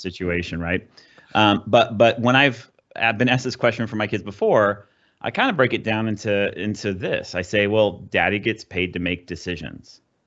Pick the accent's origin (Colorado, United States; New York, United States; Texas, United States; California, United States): California, United States; Southern; I grew up in Southern California